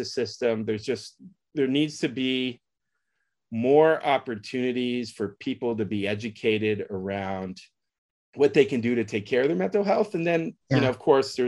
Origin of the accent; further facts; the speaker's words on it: San Francisco, California, United States; I grew up in San Francisco during a particular period